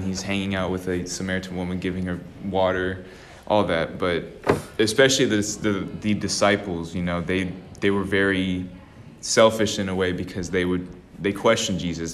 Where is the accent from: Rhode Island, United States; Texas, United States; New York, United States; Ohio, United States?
Texas, United States; Austin; I always grew up in a small little part of Austin, Texas